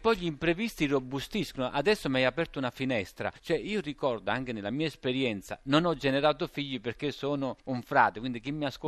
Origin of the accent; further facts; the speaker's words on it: Scala, Campania, Italy; now in Assisi, Italy; con il sindaco del mio paese, Scala, sulla costiera malfitana